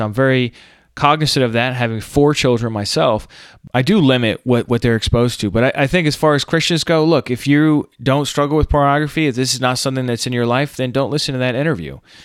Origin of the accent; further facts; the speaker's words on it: United States; accent: Yankee; my Yankee accent